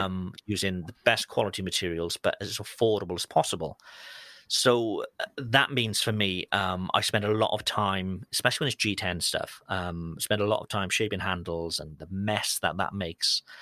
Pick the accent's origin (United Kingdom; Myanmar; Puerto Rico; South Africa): United Kingdom; as a Brit